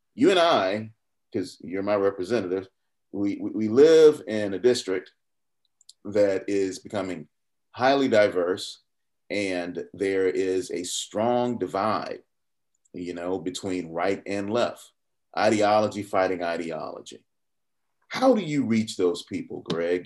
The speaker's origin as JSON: {"language": "English", "town": "Atlanta", "region": "Georgia", "country": "United States", "tie": "born or raised there", "also_born_or_lived": "Fulton County, Georgia", "said": "growing up in Southwest Atlanta"}